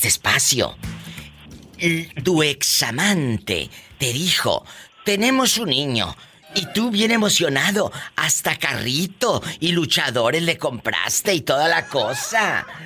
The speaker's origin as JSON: {"language": "Spanish", "country": "Mexico", "said": "como decimos los mexicanos"}